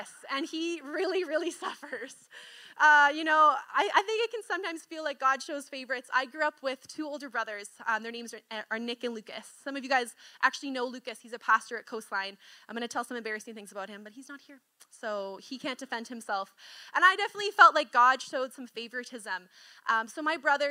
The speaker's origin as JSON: {"language": "English", "town": "Kelowna", "region": "British Columbia", "country": "Canada", "tie": "born or raised there", "said": "we grew up in Kelowna"}